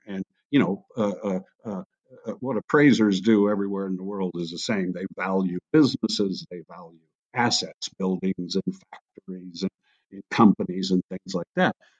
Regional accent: Hawaiian Islands, United States; moved away; I grew up in the Hawaiian Islands, which was a, a remarkably multi ethnic, multicultural environment

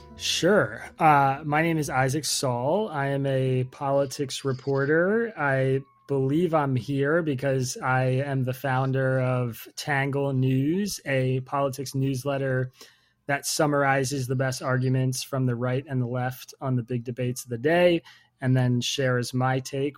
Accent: United States; I am an American

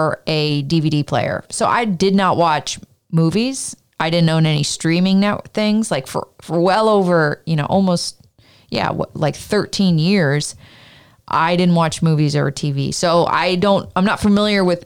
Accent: Canada; I'm Canadian

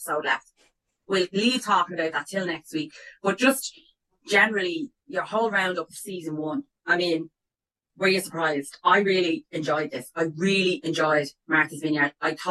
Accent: Ireland; we're Irish

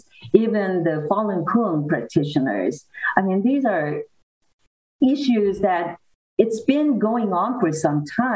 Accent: South Korea; now in United States; I am an immigrant from South Korea

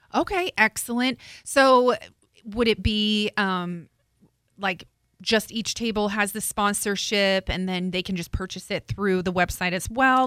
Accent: Morristown, New Jersey, United States; I'm from Morristown, New Jersey

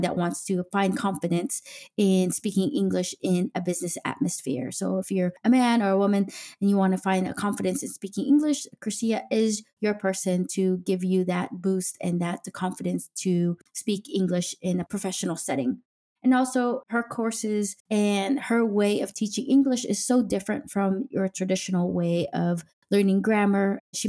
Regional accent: United States; now in Denmark; I'm an American Filipino mom living in Denmark, trying to balance culture, raise international kids, and learn the language

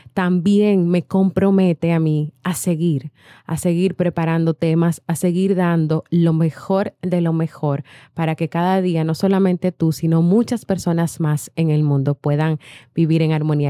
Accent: Colombia; moved away as an adult; now in Miami, United States; soy colombiana, pero vivo en Miami hace casi 15 años

